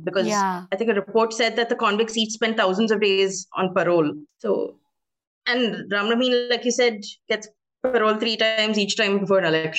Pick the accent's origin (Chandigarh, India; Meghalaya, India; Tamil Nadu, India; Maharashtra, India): Tamil Nadu, India; my home state, which is the Tamil Nadu